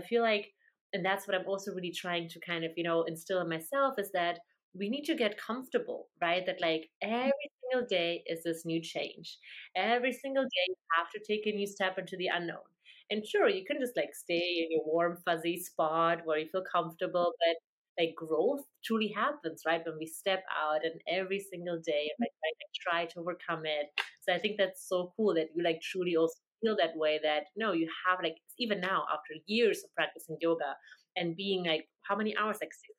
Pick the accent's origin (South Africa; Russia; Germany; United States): Germany; English is a second language; I am from Germany.